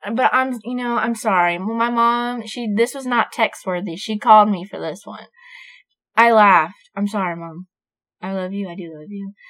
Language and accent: English; Florida, United States; moved away; I'm from Florida. My mom still lives there. My hometown is rough.